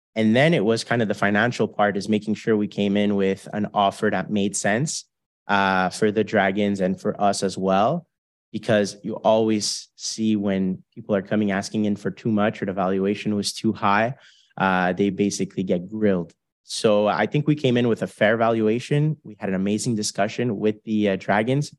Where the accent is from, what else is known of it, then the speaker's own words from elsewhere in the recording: Canada; we're four Canadian guys